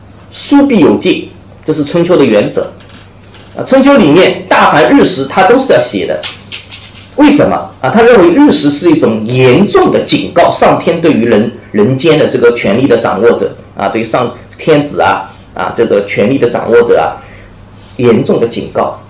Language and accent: Chinese; China; 人是从我们中国人是从什么时候开始相信学习历史是可以帮助你